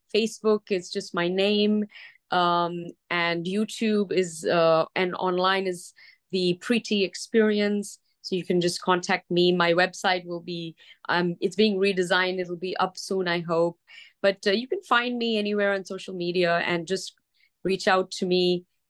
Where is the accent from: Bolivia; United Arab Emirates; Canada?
United Arab Emirates; Dubai; now in Los Angeles, United States; I grew up in Dubai and it was just coming up at that time